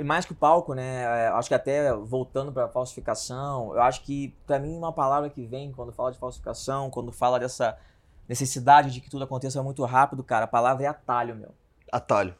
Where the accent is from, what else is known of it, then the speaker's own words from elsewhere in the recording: Rio de Janeiro, Brazil; eu vim do Meier, né? Do subúrbio do Rio de Janeiro, sou carioca